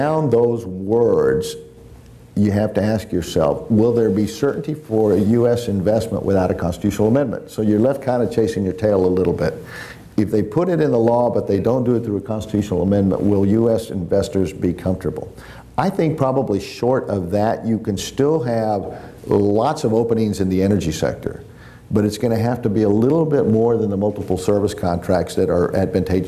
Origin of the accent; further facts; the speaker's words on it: Brownsville, Texas, United States; moved away as an adult; now in Mexico City, Mexico; my hometown of Brownsville